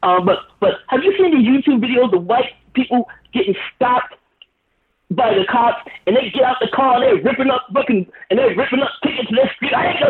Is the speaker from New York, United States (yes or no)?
yes; New York, United States; now in Los Angeles, United States; I'm a New Yorker